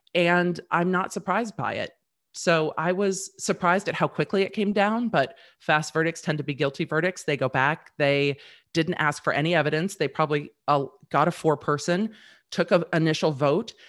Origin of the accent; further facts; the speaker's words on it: Manhattan Beach, California, United States; moved away as an adult; now in Nashville area, Tennessee, United States; I grew up in Manhattan Beach and so did my husband.